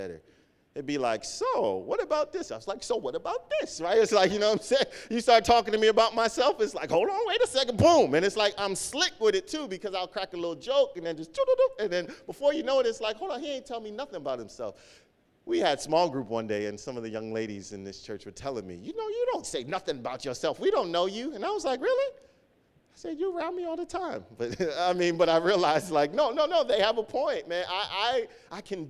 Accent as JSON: {"language": "English", "country": "Nigeria", "said": "growing up in church and being African, being Nigerian, or just being in my family"}